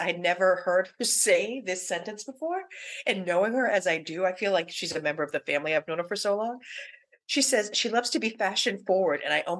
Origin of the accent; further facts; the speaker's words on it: Everett, Massachusetts, United States; I grew up in Everett